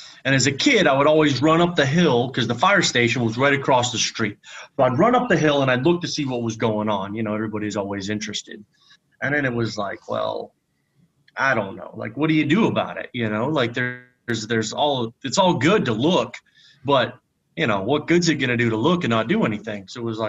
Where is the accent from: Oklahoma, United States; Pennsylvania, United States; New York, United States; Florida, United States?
Pennsylvania, United States; moved away as an adult; also born or lived in North Carolina / Texas; I grew up in the middle of nowhere, Pennsylvania, small town, graduated 72 people. That's in my entire graduating class.